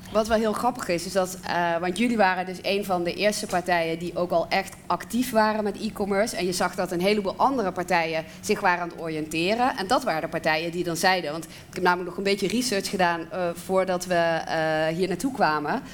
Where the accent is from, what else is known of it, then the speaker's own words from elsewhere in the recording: South Limburg, Netherlands; ik kom uit Zuid-Limburg